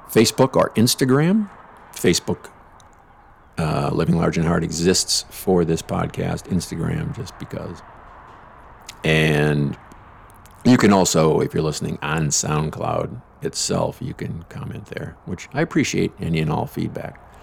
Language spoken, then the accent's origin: English; Lansing, Michigan, United States; head back to my hometown